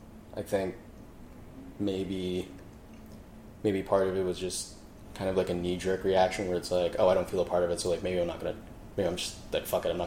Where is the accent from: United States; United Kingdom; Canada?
Canada; accent: Canadian; Because, like, for some reason, I just never lost my Canadian accent.